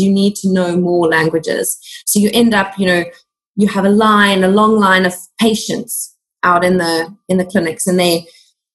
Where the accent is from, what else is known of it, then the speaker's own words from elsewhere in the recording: Cape Town, Western Cape, South Africa; I studied my dietetics postgrad degree at the University of Cape Town, which is at the tip of South Africa, which is also where I'm born and bred